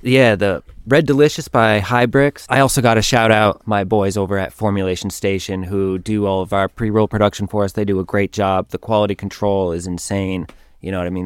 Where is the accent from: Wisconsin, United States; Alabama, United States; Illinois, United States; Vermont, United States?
Vermont, United States; Whiting; moved away; I grew up in Vermont. I was born in Whiting, which is a small farm town